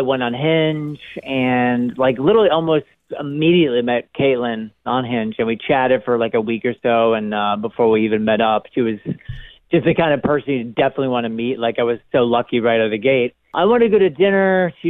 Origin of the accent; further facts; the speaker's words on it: Buffalo, New York, United States; moved away as an adult; I'm from Buffalo. I just moved here.